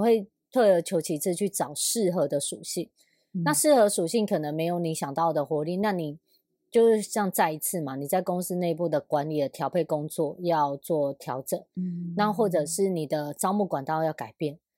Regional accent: Sanzhi, New Taipei, Taiwan; moved away; 因为我家以前住在三芝

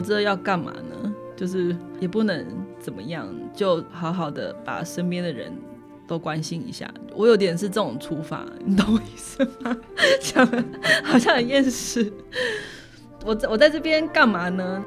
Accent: Taipei, Taiwan; moved away as an adult; also born or lived in New York; now in Hualien, Taiwan; 我是在台北长大的嘛， 所以我多半我的朋友都在北部

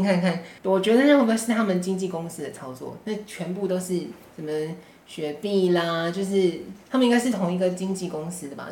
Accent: Taiwan; 我们台湾人民

